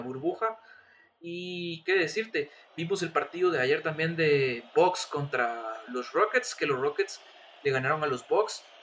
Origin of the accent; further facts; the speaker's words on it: Guatemala; nuestra misma liga chapina